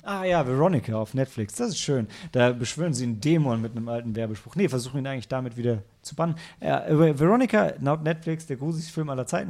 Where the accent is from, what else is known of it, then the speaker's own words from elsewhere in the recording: Northern Germany, Germany; ich als Norddeutscher